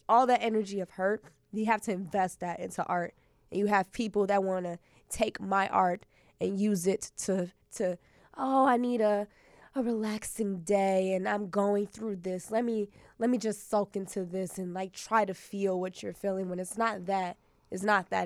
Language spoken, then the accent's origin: English; Chicago, Illinois, United States; I'm a poet from Chicago, yeah. from the South Side, like South South Side